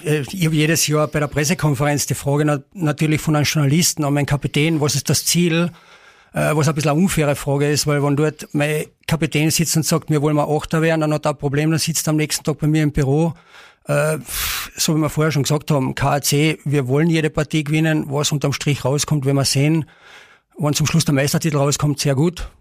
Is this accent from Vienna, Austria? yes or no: no; Carinthia, Austria; bei uns in Kärnten